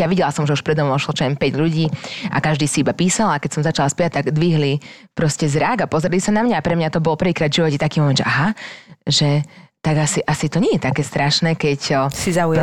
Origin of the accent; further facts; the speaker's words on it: Dunajská Streda, Trnava Region, Slovakia; accent: slight Hungarian accent; also born or lived in England; ja som z Donetskej stredy